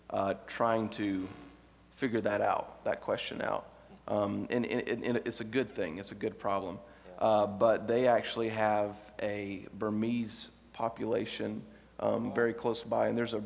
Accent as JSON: {"language": "English", "country": "United States", "said": "we're American"}